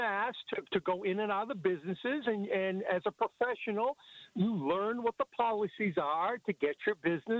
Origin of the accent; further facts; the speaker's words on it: Maine, United States; now in Ohio, United States; I'm originally from Maine but live in Ohio.